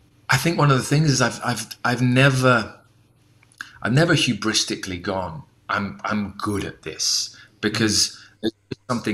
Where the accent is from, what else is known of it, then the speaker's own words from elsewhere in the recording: United Kingdom; moved away as an adult; also born or lived in United States; as a Brit